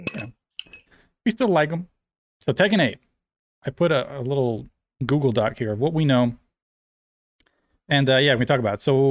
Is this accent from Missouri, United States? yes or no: yes; St. Louis, Missouri, United States; I'm from St. Louis